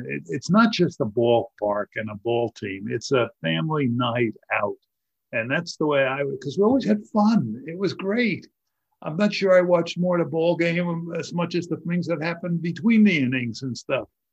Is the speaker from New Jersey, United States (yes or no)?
yes; Edison, New Jersey, United States; I grew up in Edison